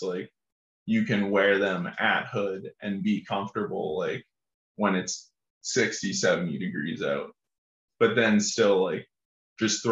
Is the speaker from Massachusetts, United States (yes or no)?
yes; Essex, Massachusetts, United States; now in Burlington, United States; I'm from Essex, Massachusetts.